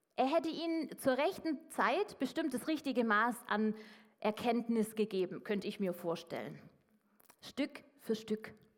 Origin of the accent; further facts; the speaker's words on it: Swabia, Baden-Württemberg, Germany; als Schwabe